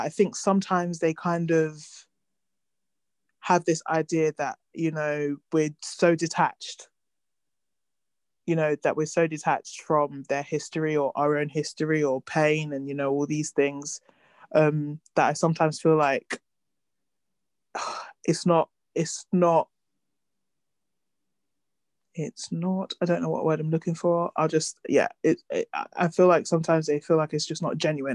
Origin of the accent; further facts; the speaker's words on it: United Kingdom; we grew up in Britain, and they teach us more about American Black history than British Black history